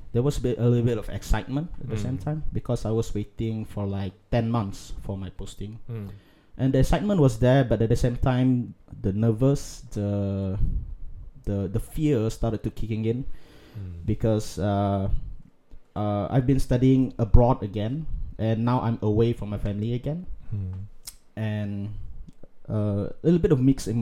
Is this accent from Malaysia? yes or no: yes; Kuching, Sarawak, Malaysia; growing up in Kuching